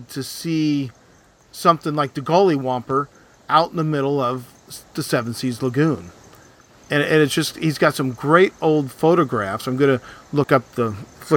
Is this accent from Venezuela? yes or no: no; United States; I'm an American